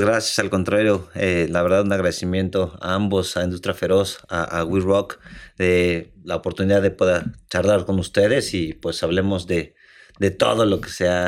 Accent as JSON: {"language": "Spanish", "country": "Mexico", "also_born_or_lived": "Madrid / South Africa", "moved": "as an adult", "said": "todos nosotros como mexicanos"}